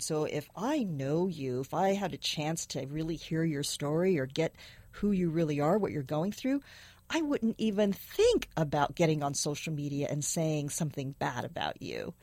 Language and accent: English; San Francisco, California, United States; I was born and raised is in San Francisco.